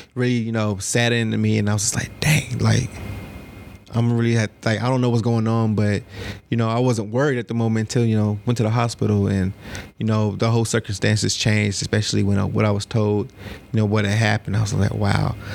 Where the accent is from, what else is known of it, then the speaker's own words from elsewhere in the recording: Cobb County, Georgia, United States; Cobb County